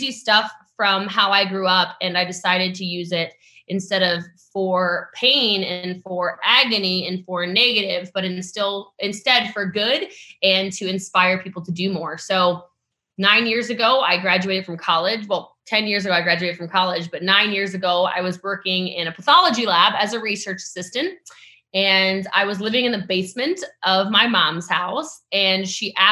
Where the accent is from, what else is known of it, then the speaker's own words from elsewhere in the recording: Western Maryland, United States; now in Frisco, United States; I come from a really small town in Western Maryland. I currently live in Frisco, Texas, so North Dallas, but I'm from Maryland, and I grew up as one of those kids who just didn't have anything.